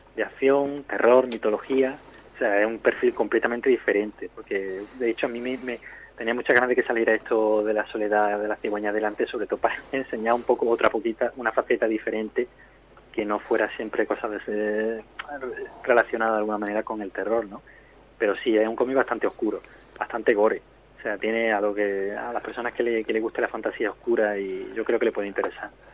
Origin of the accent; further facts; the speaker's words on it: Córdoba, Andalusia, Spain; somos de la misma tierra, somos de Córdoba los tres